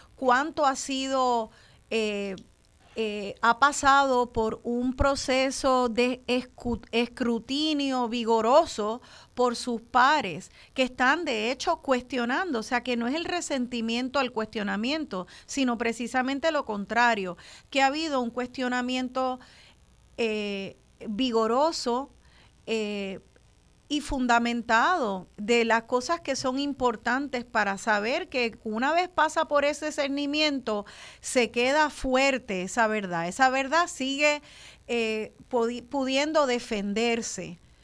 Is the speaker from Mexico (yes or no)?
no; Puerto Rico; los puertorriqueños y puertorriqueñas